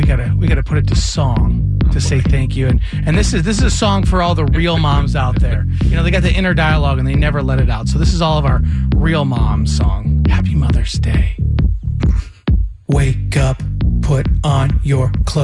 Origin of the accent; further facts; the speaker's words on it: Detroit, Michigan, United States; I was born and raised in Detroit